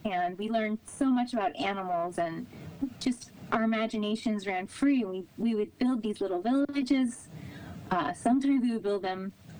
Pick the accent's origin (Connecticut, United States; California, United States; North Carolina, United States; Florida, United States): Connecticut, United States; New Canaan; I didn't realize how lucky I was until the last few years when I started reflecting on my childhood